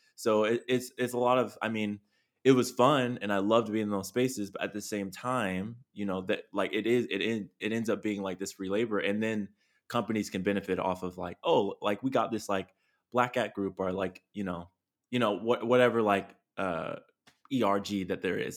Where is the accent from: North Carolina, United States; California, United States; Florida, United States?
California, United States; San Diego; now in Long Beach, United States; I'm a kid from, you know, San Diego, love my hometown, live in Long Beach